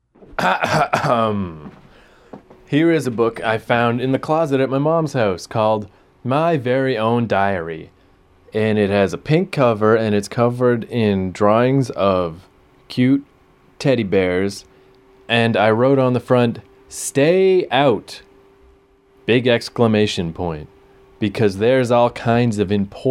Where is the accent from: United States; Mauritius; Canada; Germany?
Canada; Fredericton, New Brunswick; I was born on September 18th, 1979, in Fredericton, New Brunswick.